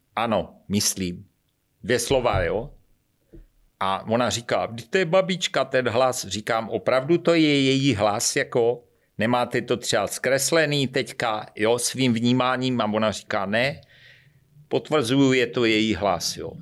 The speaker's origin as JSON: {"language": "Czech", "town": "Šlapanice", "region": "South Moravian Region", "country": "Czechia", "said": "já jsem ze Šlapaní, Cubrna Brna"}